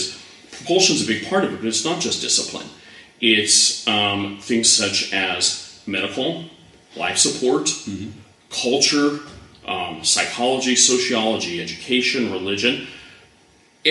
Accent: United States; I'm an American.

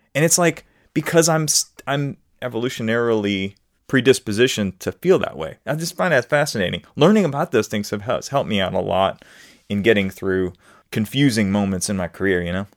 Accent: New Orleans, Louisiana, United States; I'm in the United States, but I'm also from New Orleans, Louisiana, where there is a different way of talking

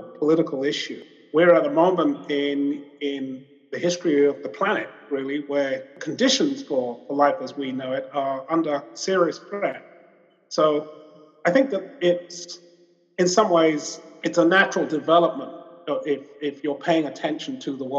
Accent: London, United Kingdom; I was a young child and I grew up in London

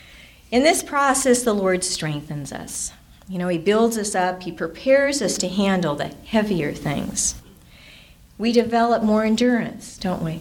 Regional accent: Orange County, California, United States; moved away as an adult; now in San Bernardino County desert, United States; I grew up in Orange County

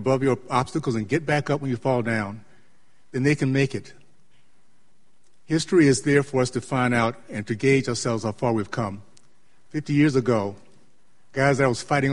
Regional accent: Tallahassee, Florida, United States; also born or lived in Miami; I grew up in Tallahassee, Florida

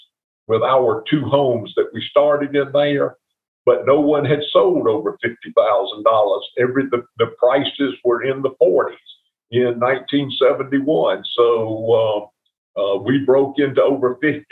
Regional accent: Smyrna, Georgia, United States; Bill and I grew up in Smyrna, and we knew Cobb County from growing up there

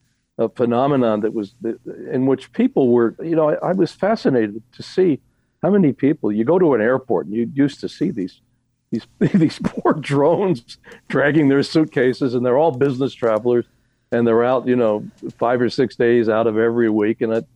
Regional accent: Philadelphia, Pennsylvania, United States; I grew up in Philadelphia

